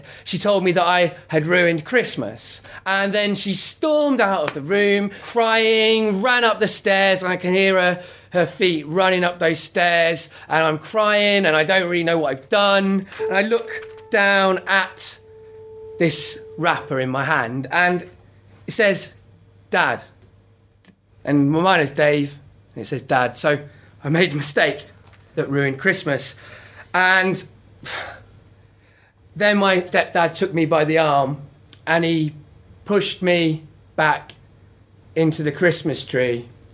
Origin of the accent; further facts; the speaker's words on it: Coventry, West Midlands, United Kingdom; also born or lived in King's Lynn / North Wales; when I was 8, I moved to the city of Coventry